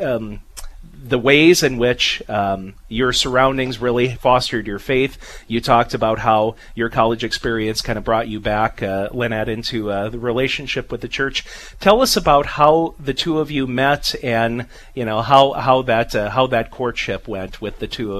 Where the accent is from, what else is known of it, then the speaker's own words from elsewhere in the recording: Napoleon, North Dakota, United States; from my hometown, Napoleon Livestock